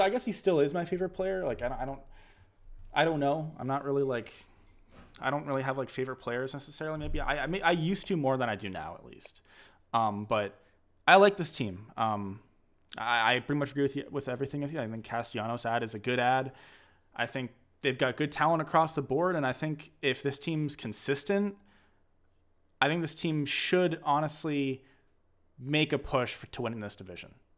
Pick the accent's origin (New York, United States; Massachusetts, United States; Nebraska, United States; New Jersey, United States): Massachusetts, United States; I'm from Massachusetts